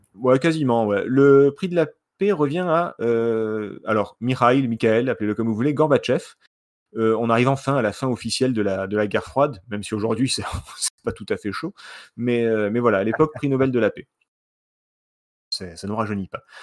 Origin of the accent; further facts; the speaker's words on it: Marseille, Provence-Alpes-Côte d'Azur, France; je suis de Marseille